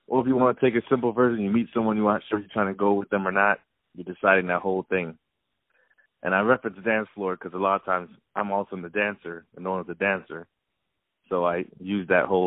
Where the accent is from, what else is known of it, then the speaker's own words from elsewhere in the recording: South Florida, United States; also born or lived in Miami; I'm originally from South Florida